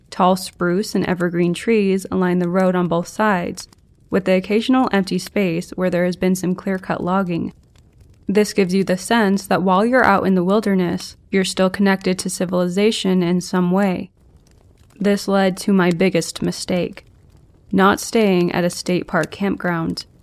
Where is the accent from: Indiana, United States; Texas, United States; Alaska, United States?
Alaska, United States; Anchorage; I was born and raised in Anchorage, the only big city in the state. Growing up, we had about 250,000 people in a city that only takes 30 minutes to drive across.